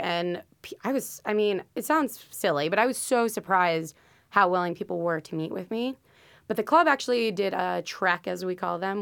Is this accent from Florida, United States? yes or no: yes; Parkland, Florida, United States; moved away as an adult; also born or lived in St. Louis, Missouri; I'm originally from Parkland, Florida